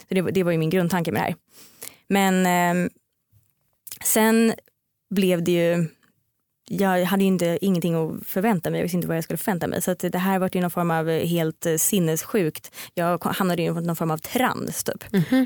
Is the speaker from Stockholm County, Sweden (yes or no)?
yes; Stockholm, Stockholm County, Sweden; jag kommer från Stockholm